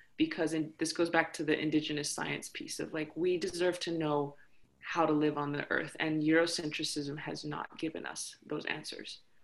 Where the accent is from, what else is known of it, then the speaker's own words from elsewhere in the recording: United States; I come from the Navajo Nation, the Dene Nation